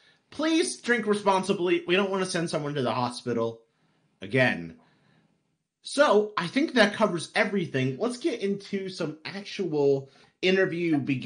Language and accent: English; New York, United States; And I'm from New York. I have no problems.